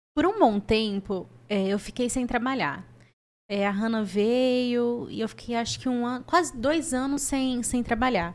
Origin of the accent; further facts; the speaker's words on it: Ituverava, São Paulo, Brazil; moved away; eu sou natural de Ituverava, interior de São Paulo.